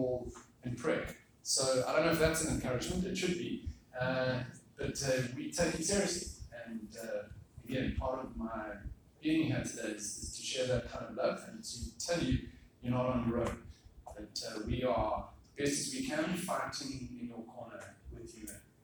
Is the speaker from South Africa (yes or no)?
yes; South Africa; moved away as an adult; also born or lived in Singapore; I am from South Africa